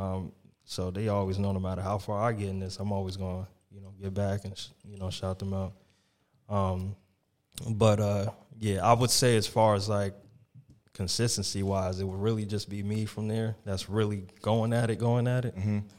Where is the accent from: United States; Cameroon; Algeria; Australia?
United States; Dover, New Jersey; in my hometown in Dover. It was a park I grew up